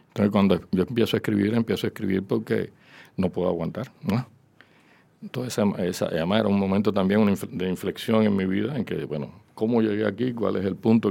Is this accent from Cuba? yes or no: yes; Cuba; first language Spanish; moved away as an adult; also born or lived in Philadelphia, United States; como hace 20 años que ya salí de Cuba